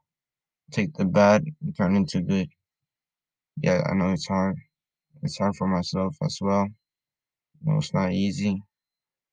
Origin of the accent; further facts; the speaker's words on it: Honduras; moved away; I'm from Honduras, and over there, there's people who live in the streets